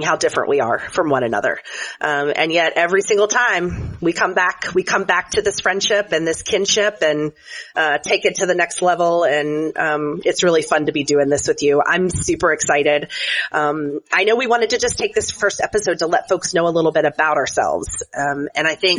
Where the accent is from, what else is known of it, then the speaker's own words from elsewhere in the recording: Chattanooga, Tennessee, United States; I have served most recently as a pastor in my hometown of Chattanooga, Tennessee